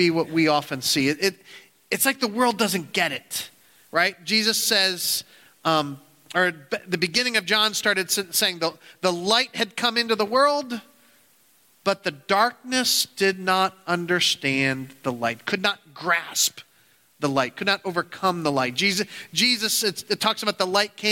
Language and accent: English; United States; we as American Christians